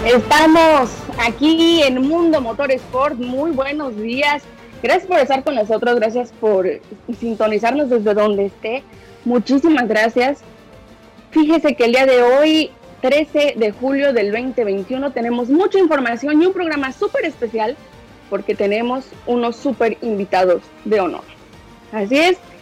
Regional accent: Mexico; soy mexicano

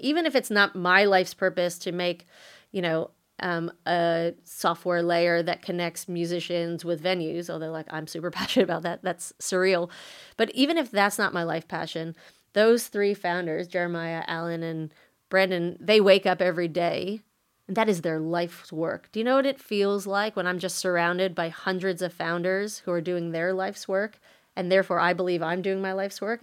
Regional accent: United States; moved away as an adult; now in Australia; I was born and raised in the States

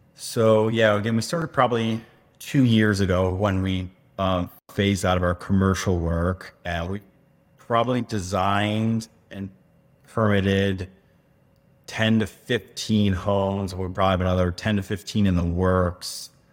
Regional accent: Connecticut, United States; moved away as an adult; also born or lived in Tucson, Arizona; now in Phoenix, United States; East Coast, uh, from Connecticut. Born and raised

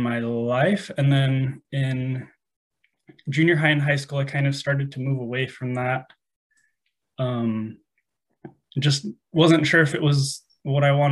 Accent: Phoenix, Arizona, United States; So I'm from Arizona, the Phoenix area, lived here pretty much my whole life.

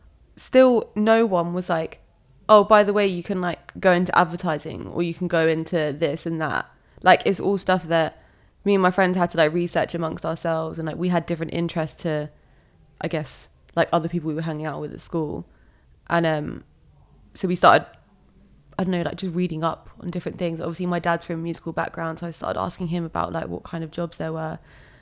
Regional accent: Bognor Regis, South East England, United Kingdom; also born or lived in Malaysia; But then I moved to England when I was 6. We moved to West Sussex, to a place called Bognor Regis.

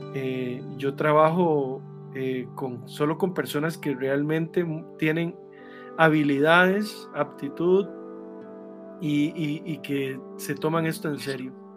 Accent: Grecia, Alajuela, Costa Rica; yo soy de Grecia, en Alajuela, en Sarchí

